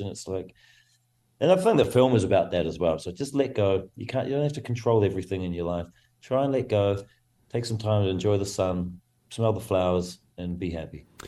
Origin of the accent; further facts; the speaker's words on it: New Zealand; I come from New Zealand, as very it's a rugby mad nation